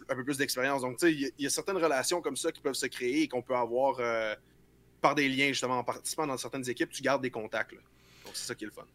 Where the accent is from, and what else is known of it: Quebec, Canada